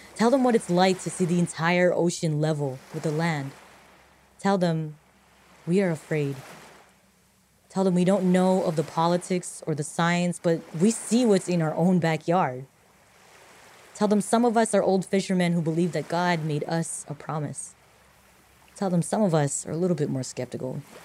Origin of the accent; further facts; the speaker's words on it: Marshall Islands; I'm from the Marshall Islands.